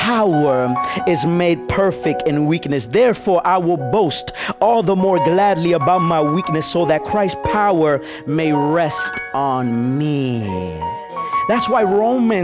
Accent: Nicaragua; I'm really from Nicaragua, but you know, my wife is Dominican

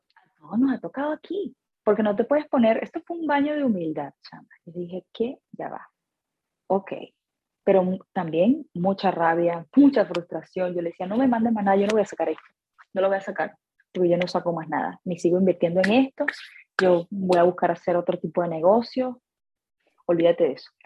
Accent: Venezuela; moved away as an adult; now in United States; Soy venezolana, empecé mi carrera musical en Caracas

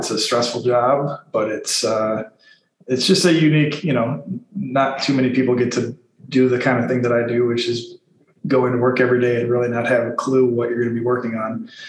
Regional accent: Minneapolis, Minnesota, United States; also born or lived in Madison; I grew up in South Minneapolis and went to Southwest High School with you guys. Left briefly for Madison.

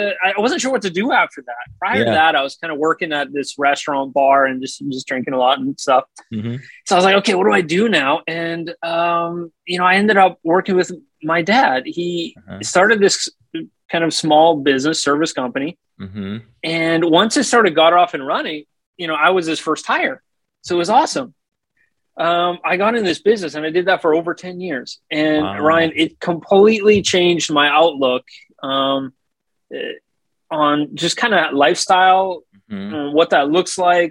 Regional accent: Canada; moved away as an adult; now in Japan; I am from originally Canada

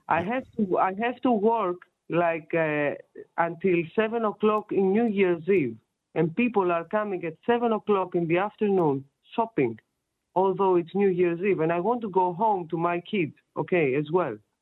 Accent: Greece; moved away; I'm from Greece.

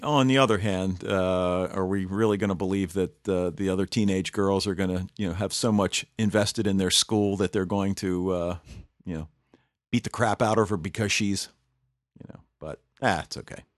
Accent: Baltimore, Maryland, United States; I'm from Baltimore

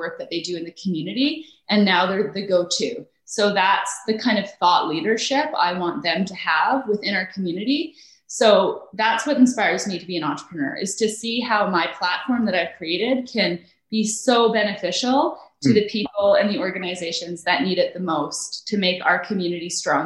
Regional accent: Calgary, Alberta, Canada; also born or lived in Nova Scotia; we grew up in Sunnyside

